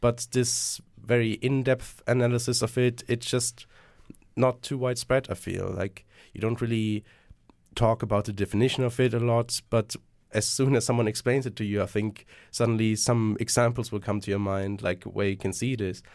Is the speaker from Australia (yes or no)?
no; Germany; moved away; I'm originally from Germany.